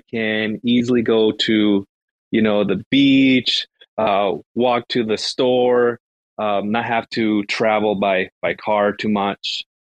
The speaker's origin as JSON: {"language": "English", "region": "Michigan", "country": "United States", "said": "I'm from Michigan. It's super cold over here in the winters, and our summers are short."}